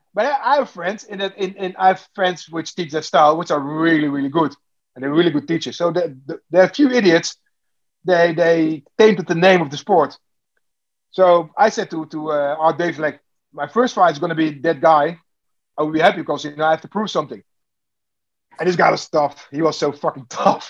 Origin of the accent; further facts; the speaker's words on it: Netherlands; I'm, I'm from Holland